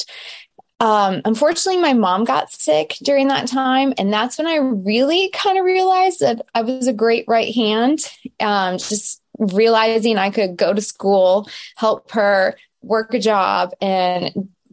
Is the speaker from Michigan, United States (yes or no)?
yes; Michigan, United States; moved away; also born or lived in Los Angeles, California, United States; I am from Michigan, a small town, but Metro Detroit is home where I actually am right now